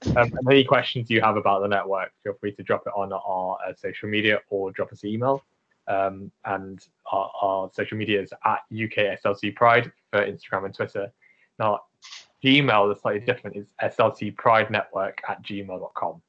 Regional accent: United Kingdom; I'm British Asian

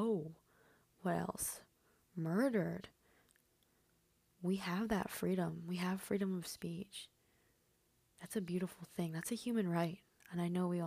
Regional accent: Michigan, United States; first language Spanish; English is a second language; also born or lived in Mexico; I was born and raised in Michigan

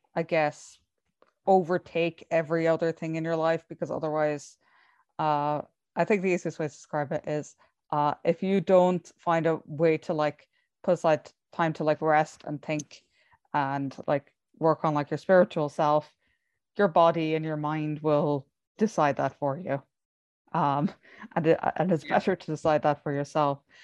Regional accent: Ireland; I come from Ireland

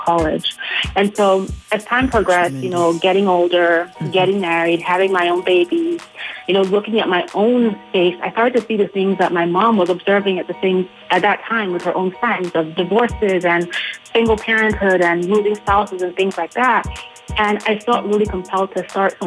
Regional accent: Nigeria; moved away; I am originally from Nigeria

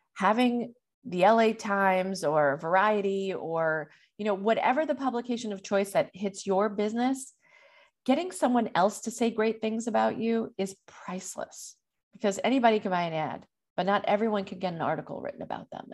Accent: New York, United States; being a New Yorker

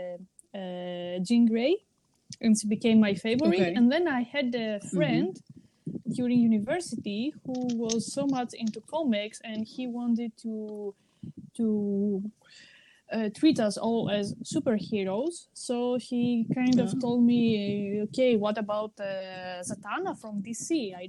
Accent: Greece; I am from Greece

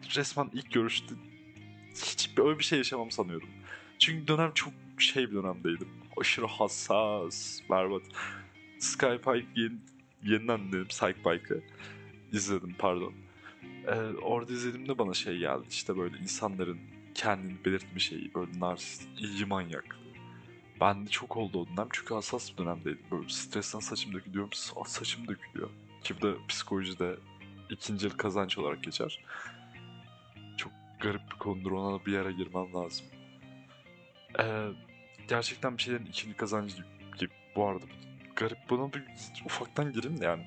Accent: Ankara, Turkey; Ben burada büyüdüm, burada lisemi yaşadım

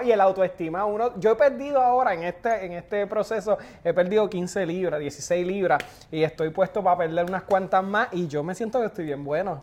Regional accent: Puerto Rico; Yo soy puertorriqueño

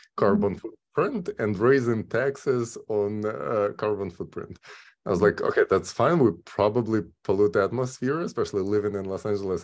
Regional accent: Kyiv, Ukraine; moved away as an adult; now in California, United States; originally I'm from Kyiv, Ukraine

